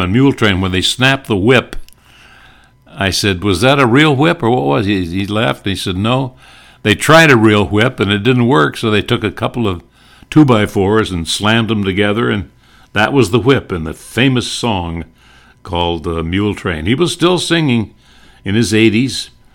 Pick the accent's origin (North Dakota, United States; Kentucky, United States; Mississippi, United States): North Dakota, United States; I grew up in North Dakota